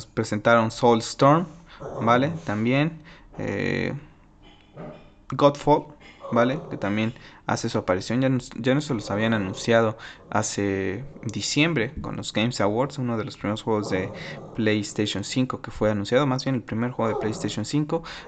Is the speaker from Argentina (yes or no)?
no; Mexico; mi país